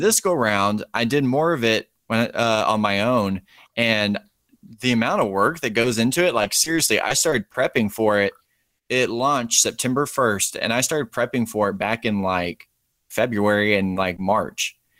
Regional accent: Texas, United States; I'm from Texas

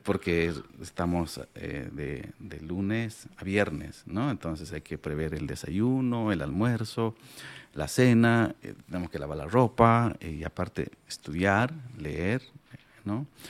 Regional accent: Pacajes Province, La Paz, Bolivia; first language Aymara; Spanish is a second language; Y nací allá, crecí allá, hice mi primaria

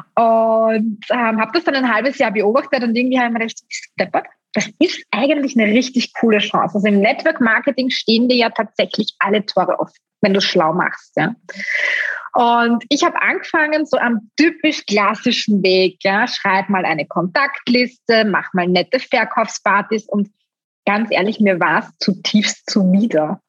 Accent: Styria, Austria; bei uns in Österreich

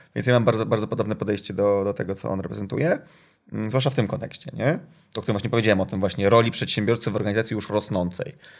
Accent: Gdynia, Pomeranian Voivodeship, Poland; ja jestem z Gdyni

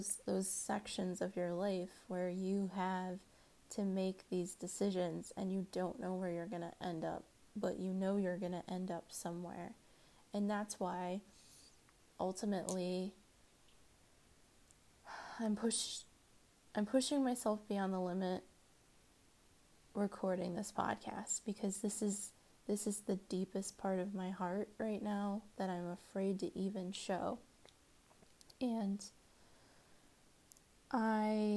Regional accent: Washington, United States; also born or lived in Maryland; I grew up in Maryland and in Washington. I was born in Washington, D.C.

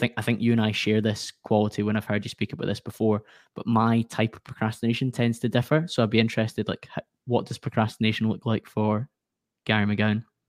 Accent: Glasgow, Scotland, United Kingdom; accent: Scottish; I come from Glasgow in Scotland

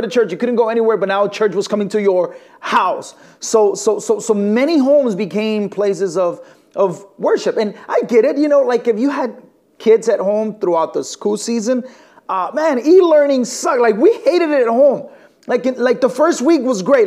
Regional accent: northern Mexico, Mexico; now in Elgin, United States; I was born and raised in Mexico and I come from the northern part of Mexico

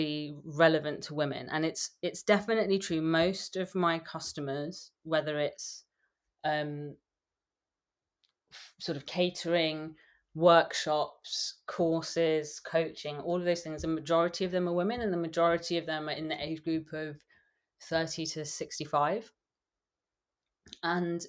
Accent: London, United Kingdom; accent: English; I grew up in London. I was born in London.

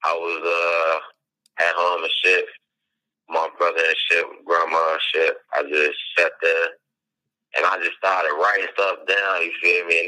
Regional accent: Chicago, Illinois, United States; I'm originally from Chicago, Illinois, the west side of Chicago

